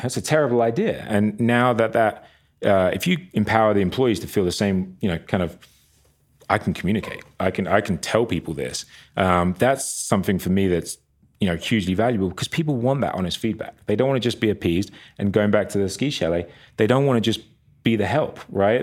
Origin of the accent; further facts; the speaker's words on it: near Brighton, south coast of England, South East England, United Kingdom; moved away as an adult; also born or lived in Long Island, New York; now in Park City, United States; grew up on the south coast of England, um, Brighton, a just little town outside of Brighton